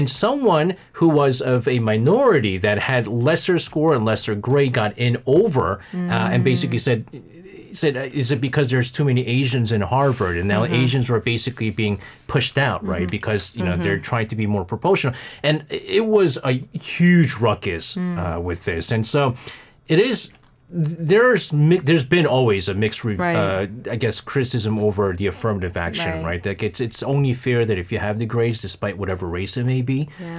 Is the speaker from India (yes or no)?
yes; India; When I got into Stanford University, it was very hard for me to get scholarship being Indian.